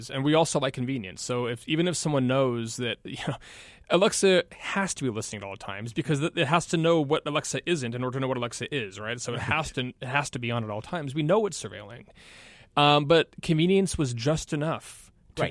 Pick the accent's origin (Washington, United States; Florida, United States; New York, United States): Washington, United States; about 40 minutes north of Seattle, Western; moved away as an adult; I graduated from high school in Washington, where I'm from Western Washington, about 40 minutes north of Seattle